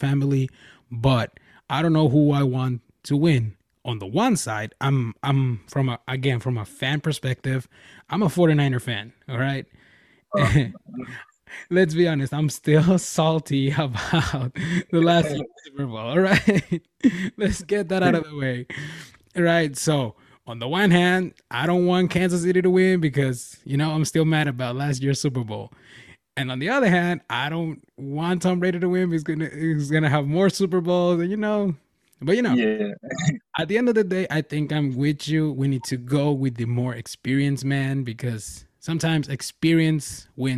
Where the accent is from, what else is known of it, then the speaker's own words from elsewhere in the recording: Mexico; now in California, United States; I'm from Mexico